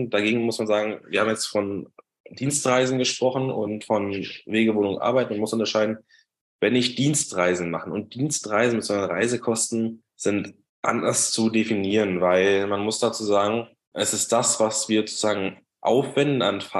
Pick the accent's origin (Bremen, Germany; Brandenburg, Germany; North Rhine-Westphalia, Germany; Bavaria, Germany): Brandenburg, Germany; ich komme aus, ursprünglich aus der Nähe von Berlin, habe da auch lange gewohnt bis dieses Jahr und bin jeden Tag nach Berlin reingependelt.